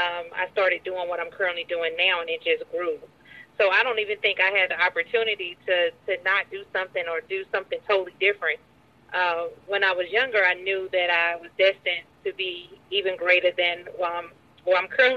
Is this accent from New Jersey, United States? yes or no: no; Greensboro, North Carolina, United States; now in Atlanta, United States; Yes, Greensboro, North Carolina.